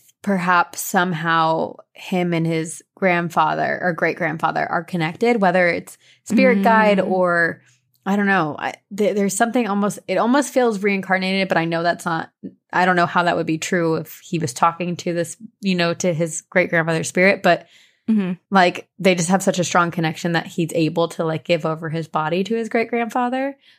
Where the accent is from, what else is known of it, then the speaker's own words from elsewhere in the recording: Pensacola, Florida, United States; also born or lived in New Orleans; I was born in New Orleans and raised in the actual oldest town in the U.S., Pensacola, Florida.